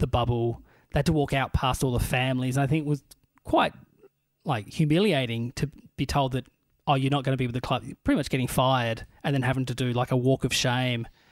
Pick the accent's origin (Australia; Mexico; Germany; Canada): Australia; Burnie, Tasmania; moved away; also born or lived in Melbourne; my hometown team, the Burnie Dockers